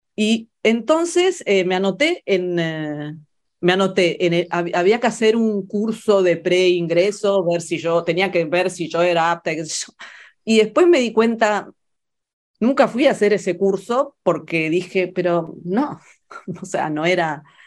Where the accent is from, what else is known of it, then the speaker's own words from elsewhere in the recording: Buenos Aires, Argentina; moved away; also born or lived in Florence, Italy; para mí crecer en Buenos Aires, crecer en, la Argentina